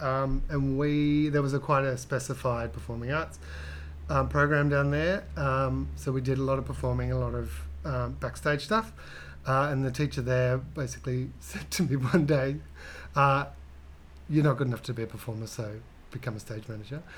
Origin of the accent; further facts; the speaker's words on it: Hobart, Tasmania, Australia; I grew up in Hobart, Tasmania.